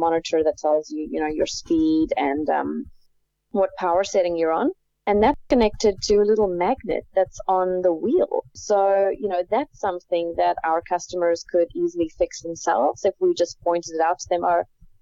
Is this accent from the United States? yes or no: no; South Africa; moved away as an adult; I grew up in South Africa where you weren't really out and about a lot on the streets as a kid